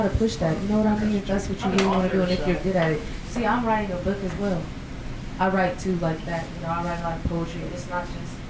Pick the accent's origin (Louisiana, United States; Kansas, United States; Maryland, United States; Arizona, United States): Kansas, United States; Wichita; Born and raised in Wichita, Kansas. But a lot of other places had to go through a lot of things to get back there.